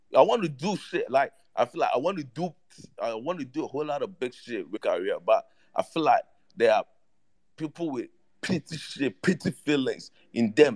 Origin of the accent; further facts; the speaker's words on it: Ghana; I'm from Ghana